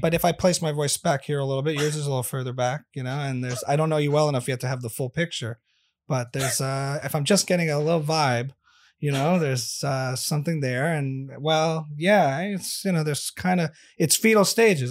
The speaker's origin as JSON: {"language": "English", "region": "New Jersey", "country": "United States", "tie": "born or raised there", "also_born_or_lived": "New York", "said": "I'm a native New Jersey boy"}